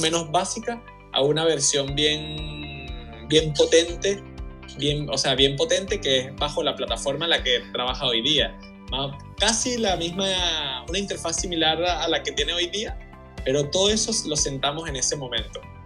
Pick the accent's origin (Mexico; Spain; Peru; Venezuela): Venezuela; also born or lived in Chile; yo soy venezolano y chileno y mi esposa es venezolana y portuguesa, entonces siempre como que hemos tenido familia fuera de Venezuela